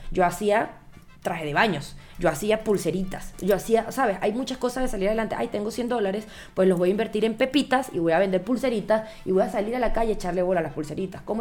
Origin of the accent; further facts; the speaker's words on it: Venezuela; en mi país también, en Venezuela también.